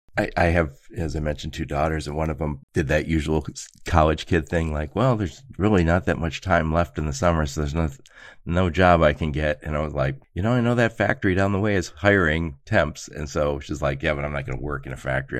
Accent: Dearborn, Michigan, United States; moved away; I grew up in Dearborn

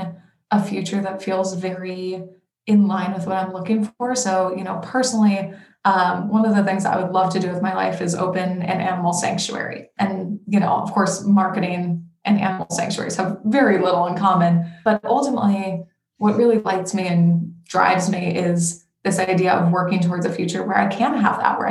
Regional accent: Denver, Colorado, United States; now in Portland, United States; I am originally from Denver, Colorado, but I live in Portland, Oregon right now.

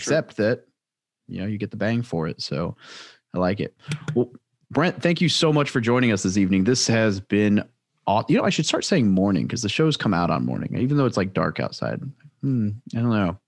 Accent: Midwest, United States; I grew up in the Midwest

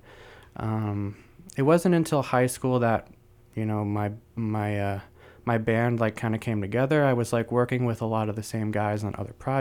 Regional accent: Bay Area, California, United States; I was born and raised in the Bay Area, so I've been here for 25 years.

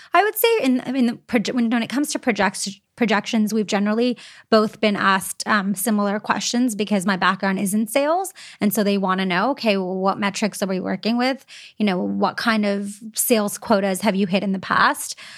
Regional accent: Canada; some of the perks of being Canadian and staying in Canada

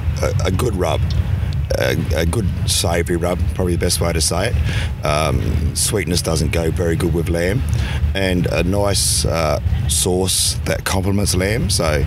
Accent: Bundaberg, Queensland, Australia; Well, we're from Bundaberg, which is in central Queensland, or the White Bay part of Queensland.

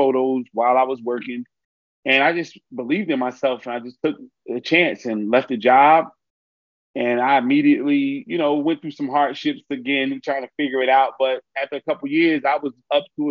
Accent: Newark, New Jersey, United States; I'm born and raised in Newark, New Jersey.

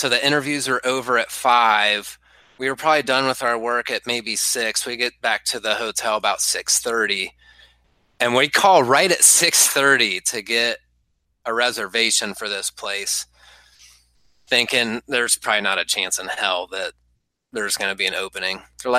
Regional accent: Midwest, United States; I'm a Midwesterner through and through, so for somebody that doesn't want to be bothered, it's kind of in my nature to not bother them.

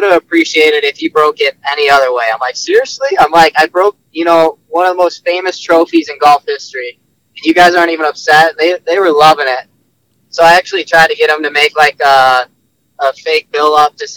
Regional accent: Midwest, United States; as a Midwest guy

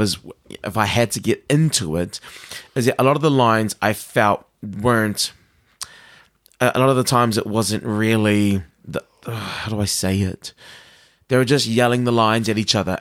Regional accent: New Zealand

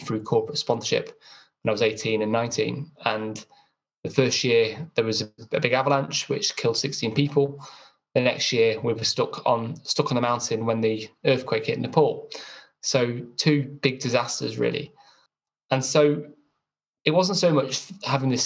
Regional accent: Chester, North West England, United Kingdom; I had a pretty normal upbringing. I was brought up in Chester.

